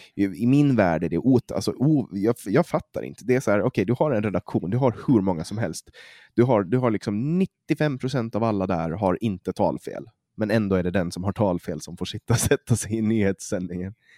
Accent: Åland Islands; accent: Åland Swedish; jag pratar åländska

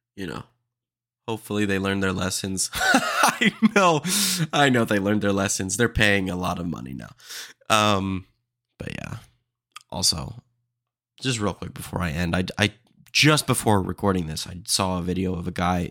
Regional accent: Austin, Texas, United States; I'm from Austin, Texas

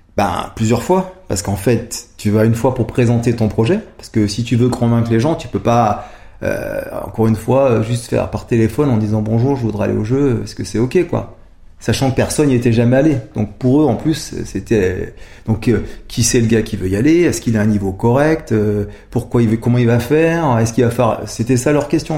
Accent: Savoie, Modane, then Albertville, Auvergne-Rhône-Alpes, France; now in Grenoble, France; j'ai vécu toujours dans la montagne. Donc j'ai vécu euh, quand j'étais jeune euh, en Savoie, à Modane, ensuite à Albertville

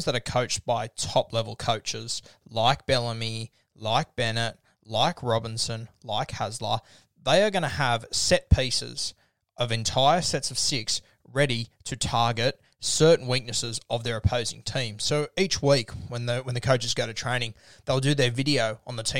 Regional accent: Sydney, New South Wales, Australia; Growing up in Sydney, in the early 2000s, mid-2000s

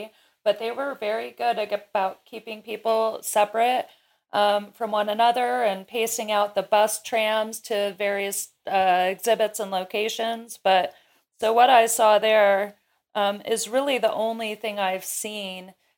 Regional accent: Kirkland, Washington, United States; my hometown of Kirkland, which is a suburb of Seattle.

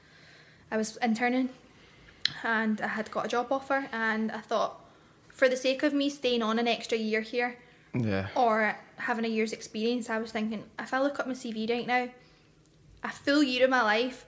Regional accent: Glasgow, Scotland, United Kingdom; also born or lived in Bothwell; I grew up in Garra Hill

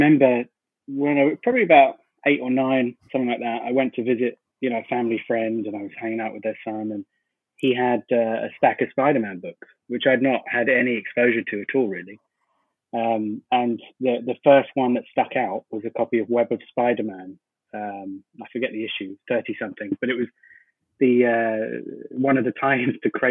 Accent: Dubai, United Arab Emirates; I grew up over here in Dubai

